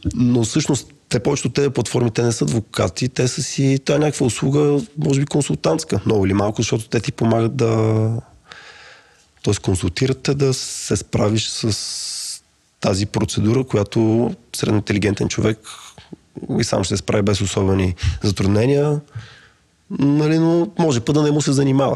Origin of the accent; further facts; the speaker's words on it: Bulgaria; сме българи